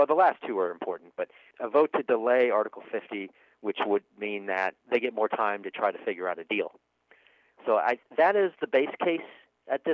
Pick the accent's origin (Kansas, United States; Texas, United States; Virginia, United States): Kansas, United States; I grew up in Kansas